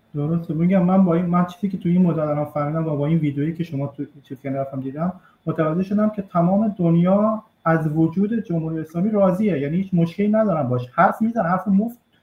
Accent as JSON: {"language": "Persian", "country": "Iran", "moved": "yes", "lives_now": "Italy", "said": "من بیرون از ایران هستم"}